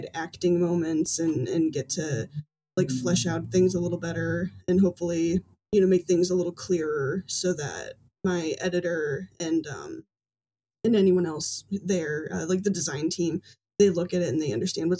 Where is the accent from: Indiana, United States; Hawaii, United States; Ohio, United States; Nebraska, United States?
Indiana, United States; Fort Wayne; my hometown here in Fort Wayne